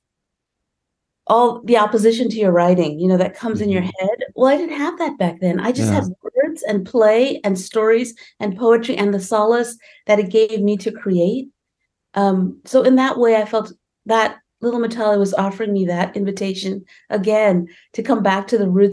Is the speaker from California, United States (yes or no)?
yes; California, United States; also born or lived in India; here I am, an immigrant from India, right? And I grew up in California.